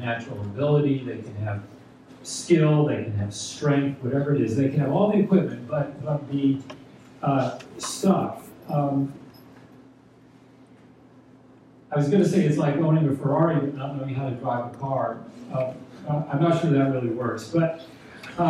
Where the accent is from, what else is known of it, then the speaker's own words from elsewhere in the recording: Texas, United States; moved away as an adult; now in New Jersey, United States; I was born and raised in Texas, so I might say that I'm a Texan, although I've lived in New Jersey now longer than I lived in Texas